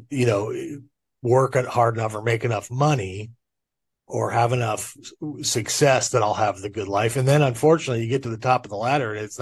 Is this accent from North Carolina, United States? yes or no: no; Orange County, Southern California, United States; I was raised in Orange County down in Southern California